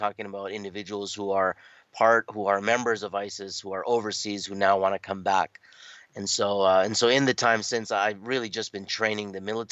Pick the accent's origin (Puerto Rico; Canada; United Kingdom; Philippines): Canada; Toronto, Ontario; I'm born and raised in Toronto, Canada